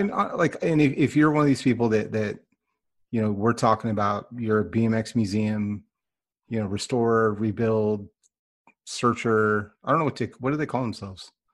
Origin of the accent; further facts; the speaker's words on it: Northern California, United States; I grew up in Northern California